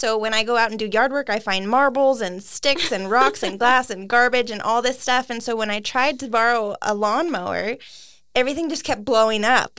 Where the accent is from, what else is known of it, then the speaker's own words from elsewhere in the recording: Canby, Oregon, United States; now in Prineville, United States; So I'm from Canby, Oregon, over in the western side of the state.